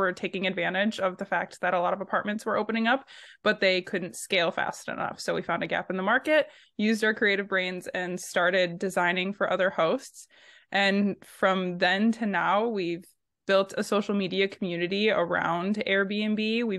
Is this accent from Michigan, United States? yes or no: yes; Michigan, United States; moved away as an adult; also born or lived in Texas; I am 50% of the …, and we're both from Michigan originally. We moved to Texas for a little bit